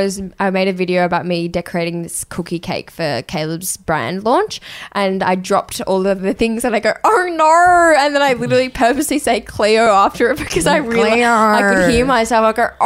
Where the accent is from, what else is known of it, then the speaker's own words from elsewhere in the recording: Australia; accent: Australian; I go, Australia.